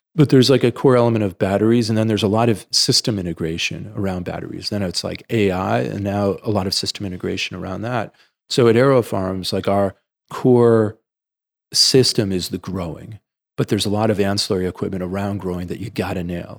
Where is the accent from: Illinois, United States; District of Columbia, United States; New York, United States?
New York, United States; New York City; I grew up in the Bronx